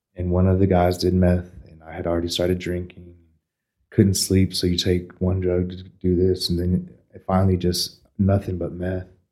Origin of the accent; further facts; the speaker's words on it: Amarillo, Texas, United States; I was born here, and I was born in Northwest at about four forty six in the morning